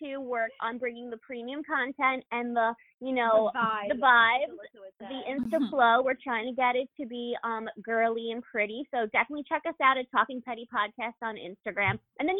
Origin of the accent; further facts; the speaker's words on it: East Coast, United States; Because … and I are cousins, we are from the East Coast